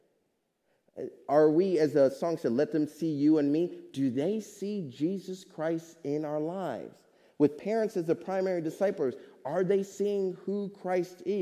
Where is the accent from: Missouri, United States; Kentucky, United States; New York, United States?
Missouri, United States; Kansas City; now in Hamilton, United States; my church family growing up in Kansas City, Missouri